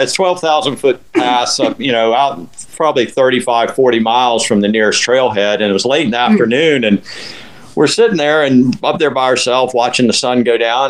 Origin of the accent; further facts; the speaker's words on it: Winter Haven, Florida, United States; also born or lived in Colorado / Lakeland, Florida; I'm from Winter Haven